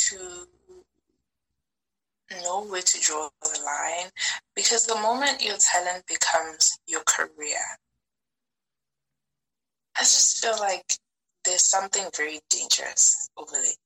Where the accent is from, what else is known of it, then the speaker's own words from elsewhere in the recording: Pretoria, Gauteng, South Africa; also born or lived in Limpopo; I was born in Zanin, mm-hmm. which is a town in Limpopo, and I grew up in Pretoria